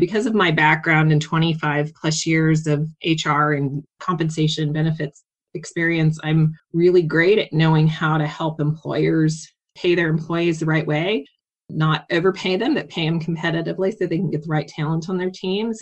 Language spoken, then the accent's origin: English; Kansas, United States; moved away; I grew up on a farm in Kansas, very small, well, not very small, but small town, less than 5,000 people